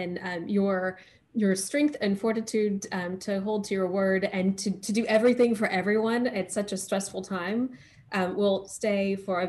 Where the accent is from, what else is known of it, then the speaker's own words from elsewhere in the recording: Texas, United States; moved away as an adult; also born or lived in France; now in Brooklyn, United States; I grew up in Texas and everyone took Spanish.